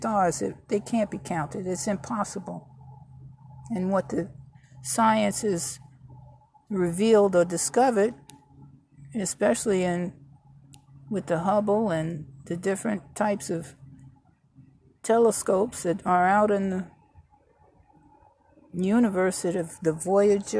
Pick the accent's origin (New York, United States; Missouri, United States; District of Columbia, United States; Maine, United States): New York, United States; moved away; also born or lived in Virginia; I was born and raised in New York. Migrated to Virginia